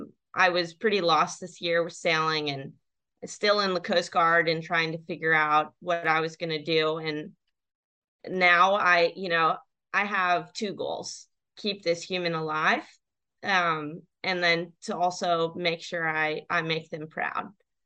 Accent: U.S. Virgin Islands; I grew up in the Virgin Islands with 80% of Black people, and I don't think I ever saw a Black sailor except for Don from a different island.

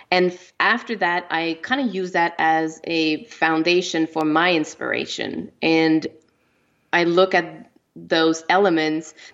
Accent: Canada; first language French; English is a second language; I'm French. You know, my my first language is French. I'm from Canada

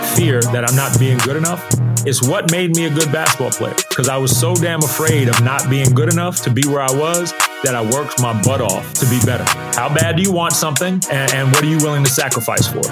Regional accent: Uniondale, New York, United States; also born or lived in Queens, New York; I was in the suburb of, of New York. It's called, it was called Uniondale

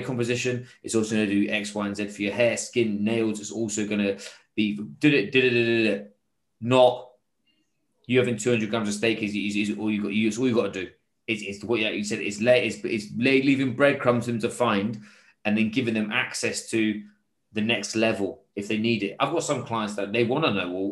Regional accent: England, United Kingdom; now in Singapore; I'm English

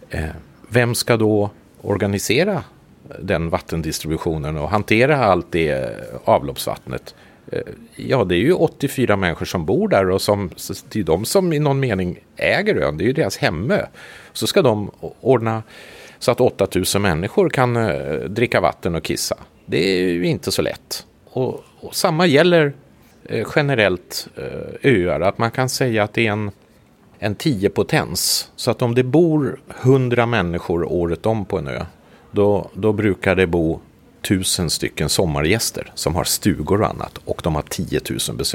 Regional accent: Sweden; now in Kökar, Finland; Min fru är från Kökar. Jag är ursprungligen svensk. Men vi flyttade till Kökar för 15 år sedan.

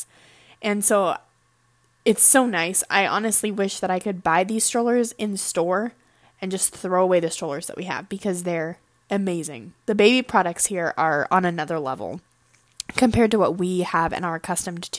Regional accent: United States; moved away as an adult; now in Japan; As an American

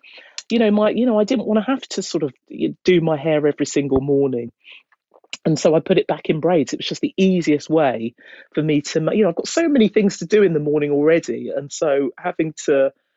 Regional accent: Hertfordshire, East of England, United Kingdom; moved away as an adult; now in London, United Kingdom; I was brought up in Hertfordshire, and I remained there

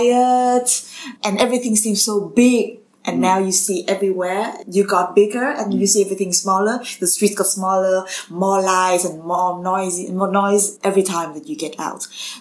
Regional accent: Vietnam; I was born and raised in Vietnam.

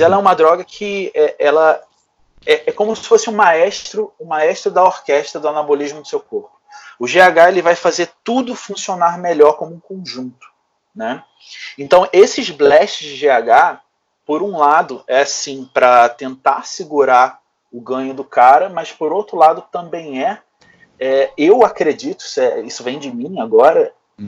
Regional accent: Rio de Janeiro, Brazil; Então eu sempre fui de dentro desse meio, lá no Rio de Janeiro, né? Eu sou do Rio

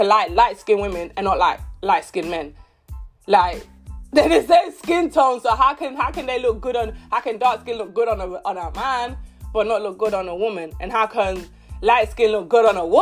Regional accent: London, United Kingdom; growing up in London, East London, growing up when I was in secondary school, primary school

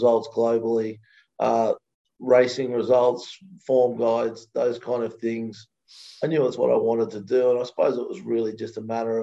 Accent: Australia; moved away as an adult; now in United States; I grew up in Australia

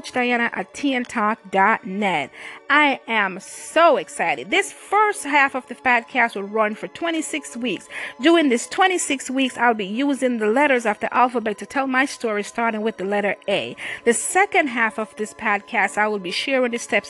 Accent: Jamaica; moved away as an adult; now in United States; I grew up in Jamaica. I came to the U.S. at age 20

